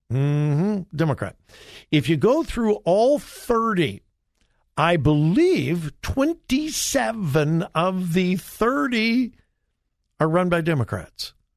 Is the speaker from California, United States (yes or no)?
yes; California, United States; moved away; I'm from California, originally. I'm born and raised in California